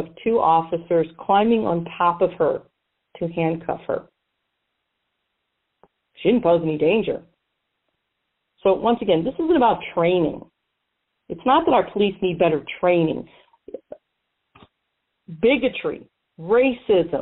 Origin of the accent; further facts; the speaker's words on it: Missouri, United States; here, in my home state of Missouri